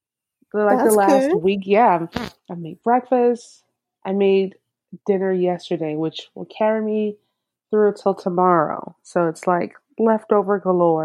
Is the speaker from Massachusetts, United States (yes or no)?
no; Sarasota, Florida, United States; I was born and raised in Sarasota.